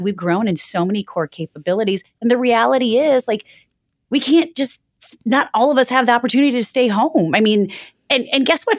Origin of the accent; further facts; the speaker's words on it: Michigan, United States; moved away; growing up in Michigan, we would always write on the windshield with the snow